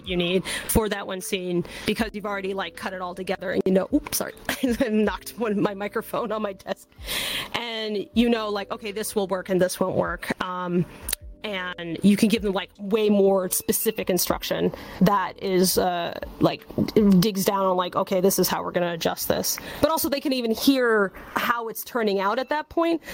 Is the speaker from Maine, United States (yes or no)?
no; New Hampshire, United States; now in Los Angeles, United States; my home state of New Hampshire